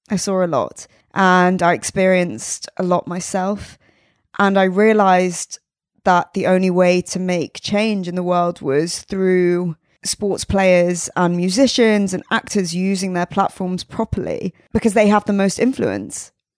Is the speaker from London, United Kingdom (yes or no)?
no; South West England, United Kingdom; So I'm originally from Devon, Somerset area.